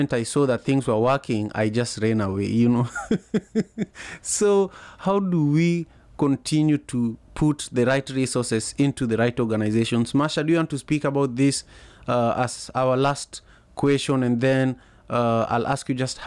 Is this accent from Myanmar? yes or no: no; Kisumu, Kisumu County, Kenya; now in Seattle, United States; my hometown for the longest time, Kisumu